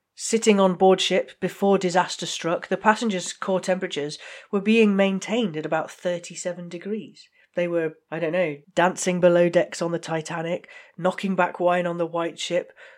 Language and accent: English; United Kingdom; I, I'm just British